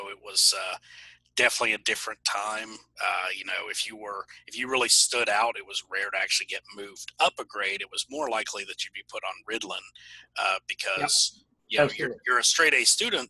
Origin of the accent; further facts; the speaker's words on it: Charlotte, North Carolina, United States; also born or lived in Ohio; I grew up in Charlotte, North Carolina. I was born in Ohio, but we moved down here